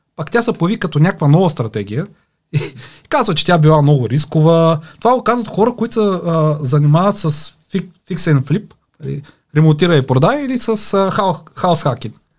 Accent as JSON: {"language": "Bulgarian", "town": "Pleven", "region": "Pleven Province", "country": "Bulgaria", "said": "Аз съм от Плевен"}